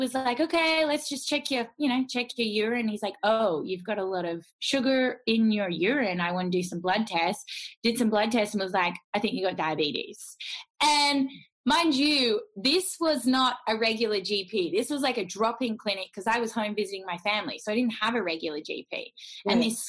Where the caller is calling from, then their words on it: Melbourne, Victoria, Australia; From Melbourne, Australia.